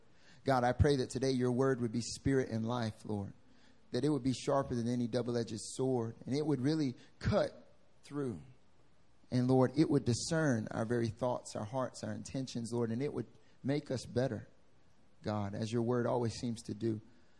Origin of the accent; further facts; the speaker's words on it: North Carolina, United States; accent: southern drawl; I'm from North Carolina, so I like to have some southern drawl on some of the stuff I say.